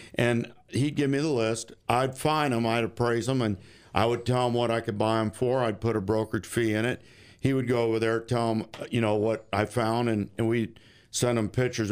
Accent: St. Petersburg, Florida, United States; I was raised in St. Pete and Gulfport area

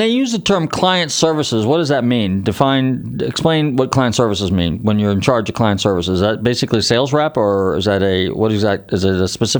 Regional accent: Northern California, United States; moved away; my home state's California, so, you know, obviously California, and aside from the whacked out politics, from a car culture, California's pretty serious, okay? So, and I'm from Northern Cal

